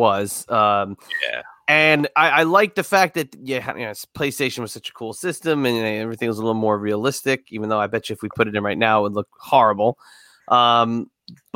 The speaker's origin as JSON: {"language": "English", "town": "Hazlet", "region": "New Jersey", "country": "United States", "tie": "born or raised there", "said": "where we grew up in Monmouth County, New Jersey, in Hazlitt, there was a Child World that became a Toys R Us."}